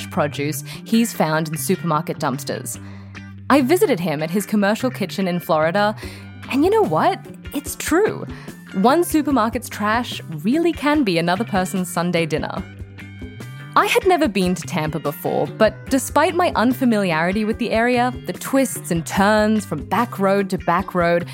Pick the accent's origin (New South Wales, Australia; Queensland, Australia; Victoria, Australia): New South Wales, Australia; Sydney; moved away as an adult; now in Boston, United States; I produced a radio show in my hometown of Sydney, Australia